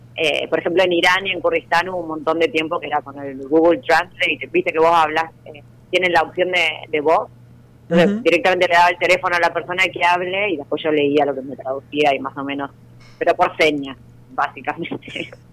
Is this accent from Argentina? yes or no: yes; Junín, Buenos Aires Province, Argentina; yo soy de Junín